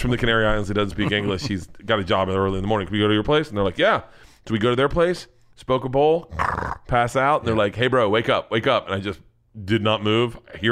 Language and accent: English; United States; I'm American